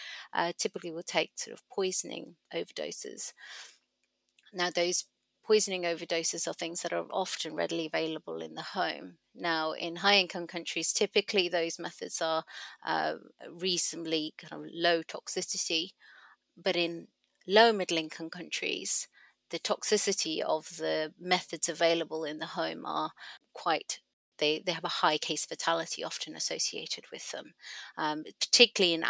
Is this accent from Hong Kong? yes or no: yes; Hong Kong; moved away; also born or lived in Sri Lanka / Cardiff; I was born in Sri Lanka, but I grew up in Hong Kong